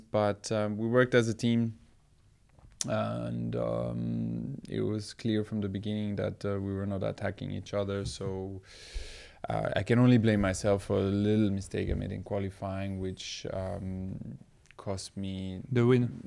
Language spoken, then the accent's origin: English; Belgium; I grew up in Belgium